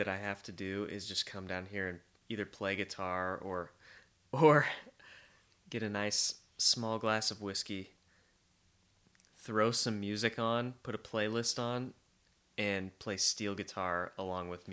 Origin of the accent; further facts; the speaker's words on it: West Texas, United States; now in Nashville, United States; I grew up in West Texas